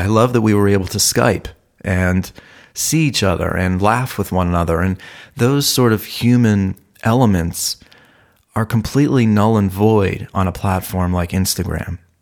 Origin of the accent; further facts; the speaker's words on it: Ohio, United States; moved away as an adult; also born or lived in Malibu, California; now in Los Angeles, United States; I was from Ohio.